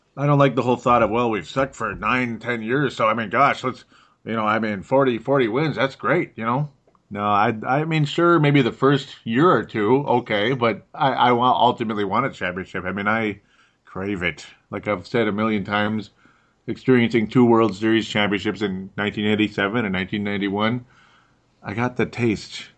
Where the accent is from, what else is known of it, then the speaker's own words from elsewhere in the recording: Golden Valley, Minnesota, United States; accent: Minnesota; I've got a Minnesota accent. I'm from Golden Valley, Minnesota.